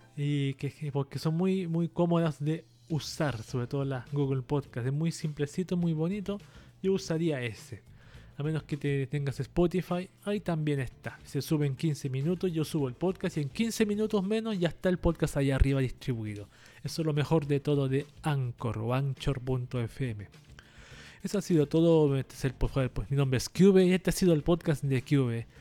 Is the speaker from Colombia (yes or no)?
no; Chile; acá en mi país, en Chile